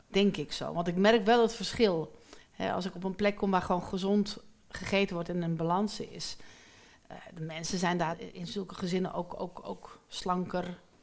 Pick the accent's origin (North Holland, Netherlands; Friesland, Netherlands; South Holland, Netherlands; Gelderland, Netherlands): North Holland, Netherlands; Amsterdam; ik kom uit Amsterdam-Noord, dat is best wel heftig